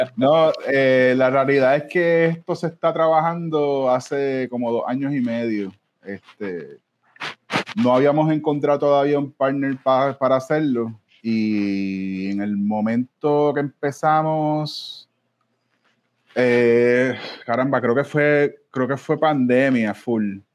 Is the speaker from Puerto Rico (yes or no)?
yes; Ponce, Puerto Rico; moved away; yo también soy de Ponce originalmente, aunque no viva ya hace tanto, mucho tiempo ya.